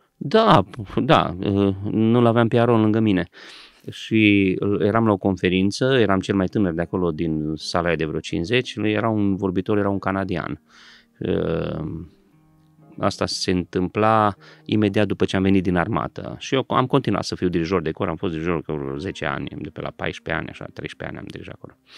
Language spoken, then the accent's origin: Romanian; Transylvania, Romania; sunt ungur